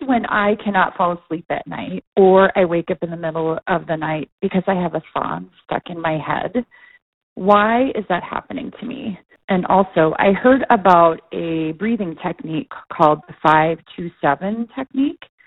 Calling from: Lake Elmo, Minnesota, United States; I'm calling from Lake Elmo, Minnesota.

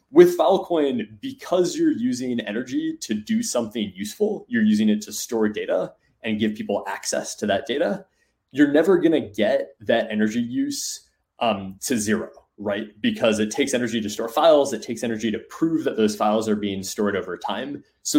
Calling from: Seattle, Washington, United States; In outside of Seattle.

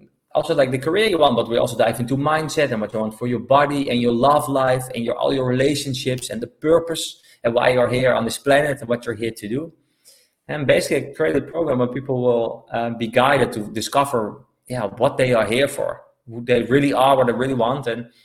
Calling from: Algarve, Portugal; So I'm calling from Portugal, the Algarve to be specific.

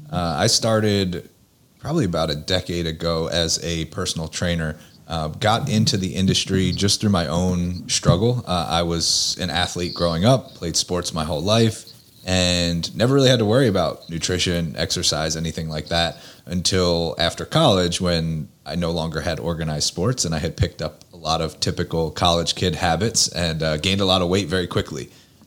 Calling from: Pennsylvania, United States; I am located just outside of Philadelphia, about 30 minutes outside of the city.

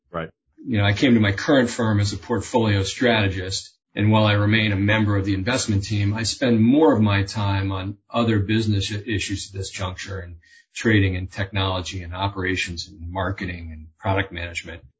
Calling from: Nantucket, Massachusetts, United States; also born or lived in Boston; I'm calling in from Nantucket, coast of Massachusetts.

